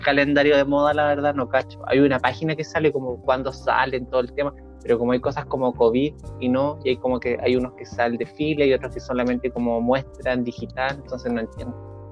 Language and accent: Spanish; Chile; en nuestra historia también, como chilenos